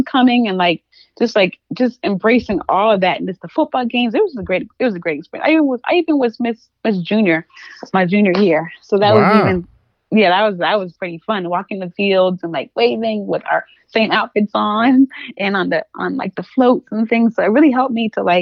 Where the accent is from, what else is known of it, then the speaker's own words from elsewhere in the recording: Charleston, South Carolina, United States; moved away as an adult; growing up in South Carolina